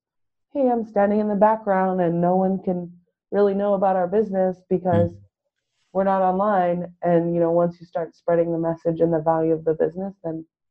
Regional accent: San Diego, California, United States; moved away as an adult; also born or lived in New York; I'm from originally from San Diego. I currently live in San Diego

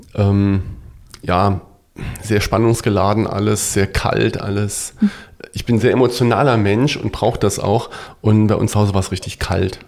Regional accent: Wadgassen, Saarland, Germany; also born or lived in Saarbrücken; ich geboren wirklich so in Saarbrücken mhm. ähm, und aufgewachsen in einem äh, Ort in der Nähe von Saarlouis, das kennt man vielleicht noch ein mhm. bisschen, der ist Wattgassen

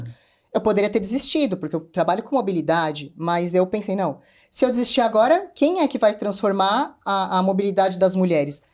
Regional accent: São Paulo, Brazil; eu sou uma mulher que vim da periferia de São Paulo, sou da Zona Norte

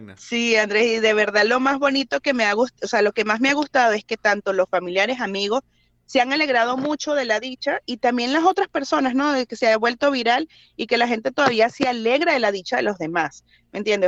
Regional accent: Venezuela; moved away as an adult; now in United States

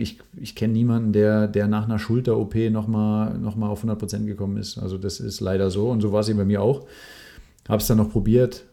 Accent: Mendig, Rhineland-Palatinate, Germany; moved away; Ich bin eigentlich in Mendig aufgewachsen, was nochmal südlich von, von Bonn eine gute halbe Stunde ist. Gehört auch noch zu Rheinland-Pfalz

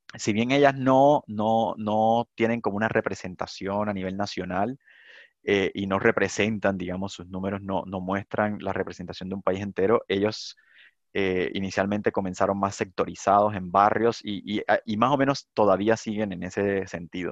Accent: Cartagena, Bolívar, Colombia; also born or lived in San Onofre, Colombia; now in Chile; yo nací en Cartagena, pero me moví por cosas de, trabajo de mi papá a San Onofre, y luego otra vez me devolví por temas de la violencia a Cartagena

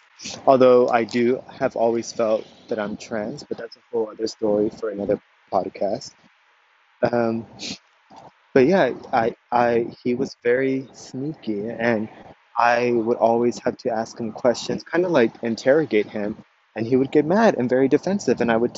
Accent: Corpus Christi, Texas, United States; I was born and raised in South Texas, Corpus Christi, Texas.

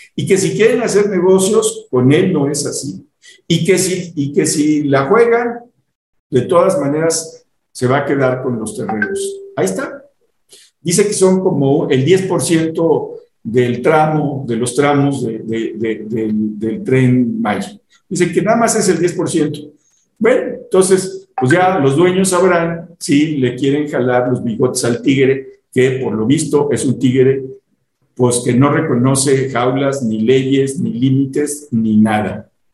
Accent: Mexico

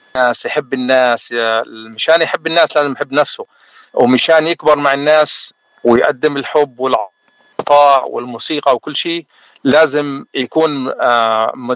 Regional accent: Jwaya, South Governorate, Lebanon; now in San Antonio, United States; انا من جويه من الجنوب اللبناني وصار لي بالاغتراب اكثر من 30 سنه

